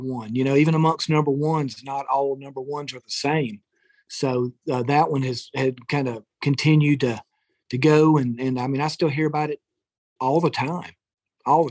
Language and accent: English; Madison, Alabama, United States; I kind of grew up in Madison, Alabama